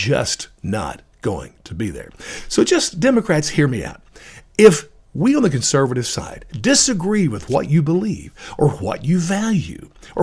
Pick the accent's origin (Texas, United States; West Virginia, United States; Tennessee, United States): Tennessee, United States; Appalachian; I was raised in the Appalachian area of Tennessee